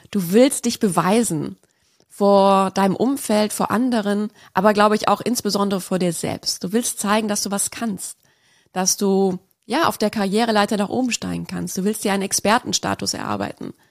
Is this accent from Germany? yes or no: yes; Lake Constance, Germany; also born or lived in Munich; Ich bin in München-Lappach geboren und habe auch dort die ersten fünf Jahre meines Lebens verbracht, bevor es mit meiner Familie zum schönen Bodensee ging.